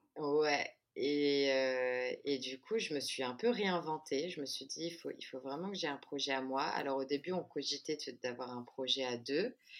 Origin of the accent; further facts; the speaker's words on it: France; moved away as an adult; now in Rio de Janeiro, Brazil; je suis née et j'ai grandi en France, mais ma mère est brésilienne